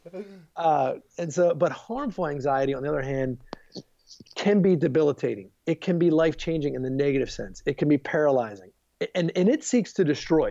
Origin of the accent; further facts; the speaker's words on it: Baltimore, Maryland, United States; moved away as an adult; also born or lived in Charlottesville, Virginia / Virginia Beach, Virginia / Harrisonburg, Virginia; now in outside Washington D.C., United States; I grew up in Baltimore, Maryland